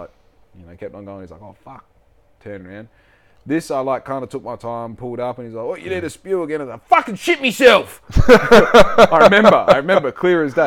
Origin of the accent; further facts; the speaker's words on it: Bunbury, Western Australia, Australia; I'm from Bunbury